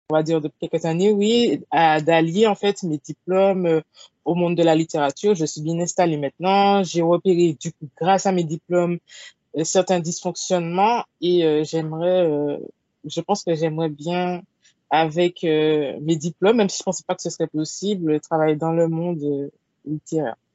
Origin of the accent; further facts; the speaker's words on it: Martinique; Je suis martiniquaise, j'ai 25 ans.